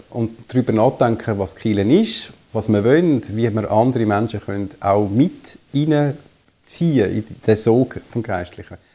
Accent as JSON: {"language": "German", "region": "Zurich", "country": "Switzerland", "tie": "born or raised there", "said": "Ich bin aufgewachsen im Zürich Unterland, dort auch in die Schule gegangen und habe dann studiert in Basel, in Los Angeles und Zürich."}